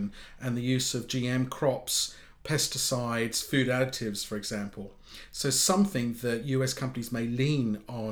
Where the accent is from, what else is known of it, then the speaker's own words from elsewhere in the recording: United Kingdom; me as a Brit